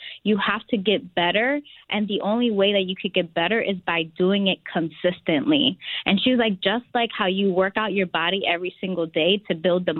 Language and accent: English; Philadelphia, Pennsylvania, United States; I am from Philadelphia, which we say Philly, where the cheesesteaks are created.